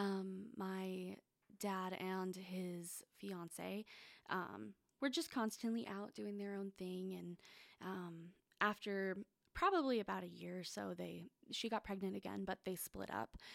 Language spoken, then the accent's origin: English; Phoenix, Arizona, United States; I was born in Arizona. Um, I lived in Phoenix my whole life